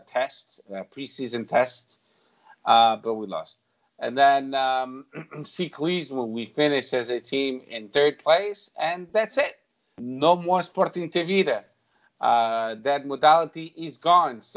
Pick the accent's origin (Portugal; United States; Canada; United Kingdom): Portugal; near Alverca, Lisbon; moved away; Alverca, it's close to my hometown.